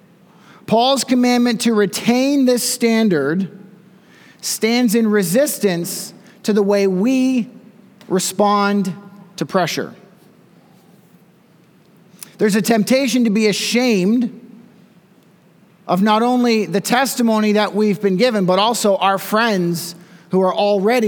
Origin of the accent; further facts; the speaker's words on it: Canada; also born or lived in Smiths Falls, Ontario; as Canadian pastors